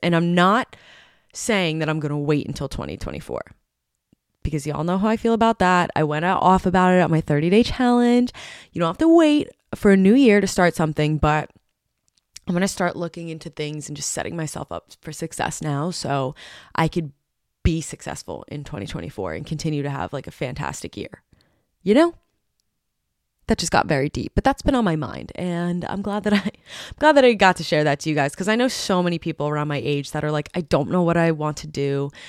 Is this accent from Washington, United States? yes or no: no; New Jersey, United States; in my home state